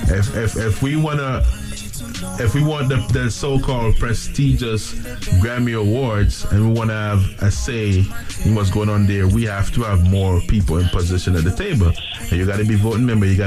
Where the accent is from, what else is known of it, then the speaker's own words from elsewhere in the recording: Jamaica; Us as Jamaican, every time somebody is showing us love and trying to become trying to trying to join in and be a part of our thing.